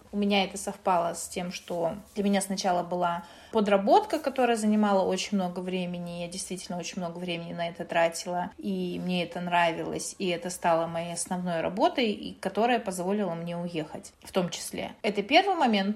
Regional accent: Kazakhstan; also born or lived in Russia; now in Spain; я родилась в Казахстане

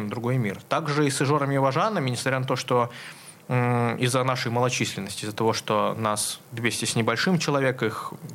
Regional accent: Nizhnyaya Luga, Leningrad Oblast, Russia; я родом с Нижней Луги

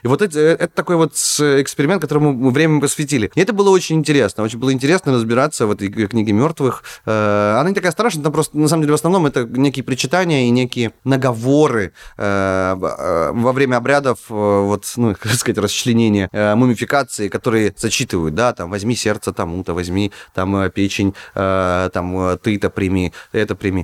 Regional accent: Naryan-Mar, Nenets Autonomous Okrug, Russia; moved away as an adult; also born or lived in Saint Petersburg; откуда я родом, ну, я из Наринмара, ну, часть Архангельской области.

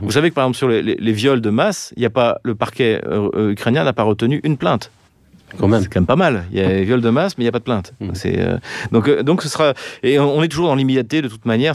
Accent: France; nous, en tant que Français

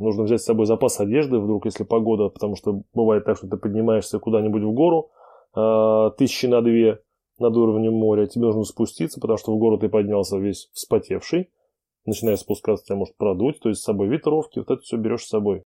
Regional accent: Samara, Samara Oblast, Russia; в моем родном городе Самара

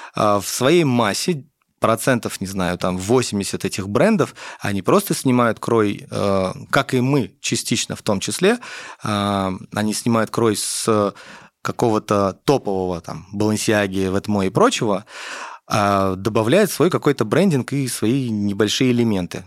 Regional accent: Tashkent, Uzbekistan; я родился в Узбекистане, в Ташкенте

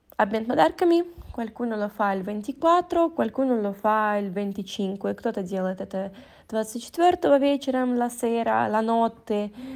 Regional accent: Italy; nel mio paese volevo dire, in Italia

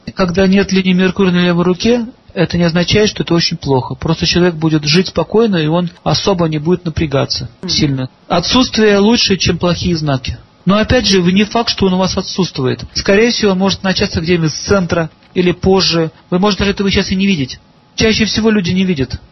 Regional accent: Saint Petersburg, Russia; я сам из Ленинграда

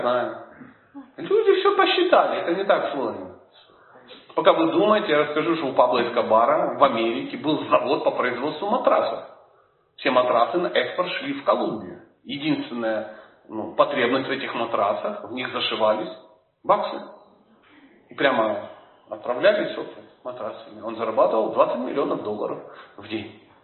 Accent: Dnipro, Dnipropetrovsk Oblast, Ukraine; Я родом из Днепропетровска.

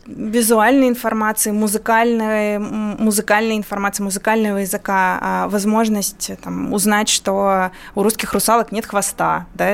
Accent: Moldova; first language Russian; moved away; я вот выросла в Молдавии, будучи при этом русскоязычным населением

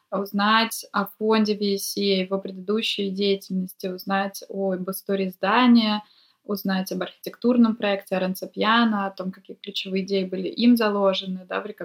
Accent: Vladivostok, Primorsky Krai, Russia; now in Saint Petersburg, Russia; Я приехала из Владивостока два года назад. Я сейчас нахожусь в Петербурге.

